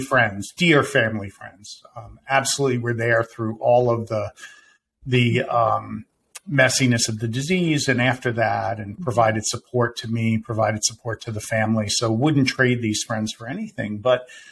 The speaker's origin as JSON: {"language": "English", "town": "Winter Park", "region": "Florida", "country": "United States", "tie": "born or raised there"}